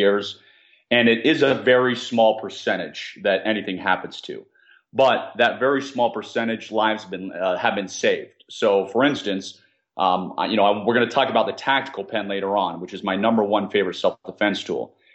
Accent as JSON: {"language": "English", "town": "Washington", "region": "District of Columbia", "country": "United States", "tie": "born or raised there", "said": "I was born and raised in the Washington, D.C. area"}